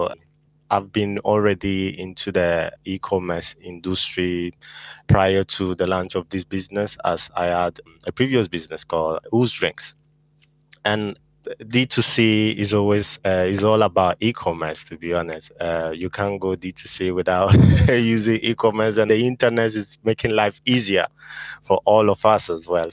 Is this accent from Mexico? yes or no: no; Italy; moved away as an adult; now in United Kingdom; I was born in Italy and I lived there pretty much all my life.